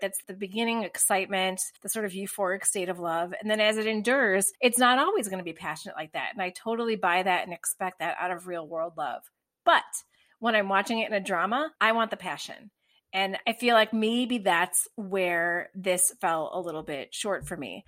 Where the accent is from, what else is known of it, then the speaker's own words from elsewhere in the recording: United States; as an American viewer